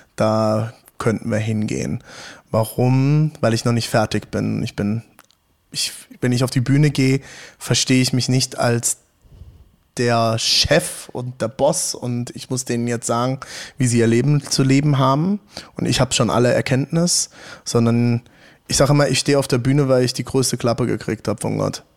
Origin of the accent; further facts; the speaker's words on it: Hunsrück, Rhineland-Palatinate, Germany; moved away as an adult; also born or lived in Frankfurt / South Africa; now in Leipzig, Germany; Ich komme aus Rheinland-Pfalz, vom Hunsrück